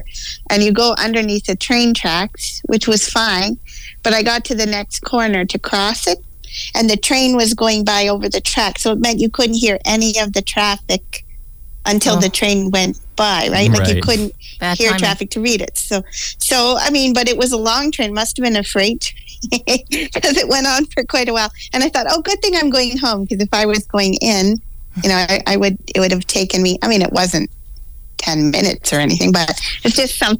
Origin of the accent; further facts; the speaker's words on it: Ontario, Canada; So, yes, that's why I'm here in Alberta, but I am actually from Ontario